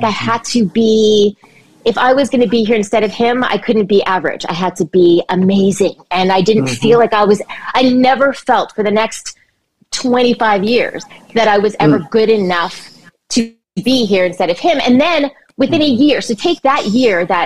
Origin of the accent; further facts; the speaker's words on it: Montreal, Quebec, Canada; I grew up in Montreal, Quebec, Canada.